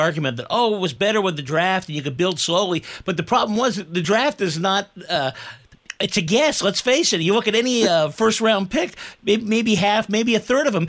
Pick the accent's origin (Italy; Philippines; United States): United States; the Bay Area, California; I grew up in the Bay Area.